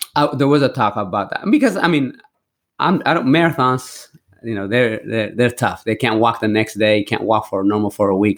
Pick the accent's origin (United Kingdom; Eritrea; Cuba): Eritrea; now in United States; I went back to my roots where I was born in Eritrea